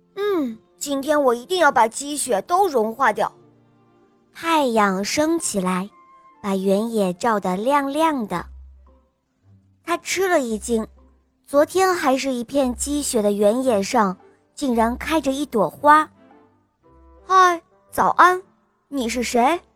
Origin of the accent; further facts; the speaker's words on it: Xi'an, Shaanxi, China; 我今年四岁了，我来自西安